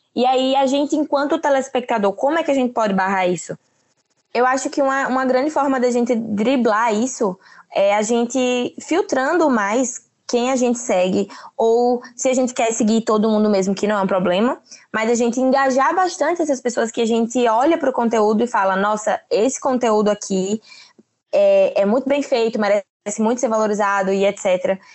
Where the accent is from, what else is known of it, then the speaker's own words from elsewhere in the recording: Aracaju, Sergipe, Brazil; sou de Sergipe, Aracaju